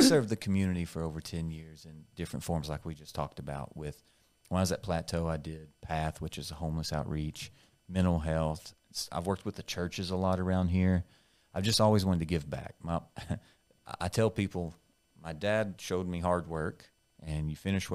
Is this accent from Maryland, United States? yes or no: no; Cookeville, Tennessee, United States; born and raised in Cookeville.